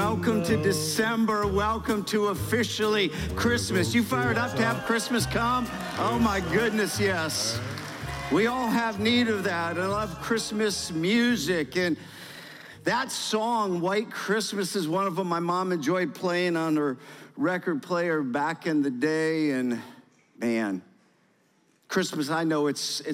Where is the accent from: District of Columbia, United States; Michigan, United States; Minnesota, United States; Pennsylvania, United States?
Michigan, United States; moved away as an adult; now in Georgia, United States; I'm from Michigan, born and raised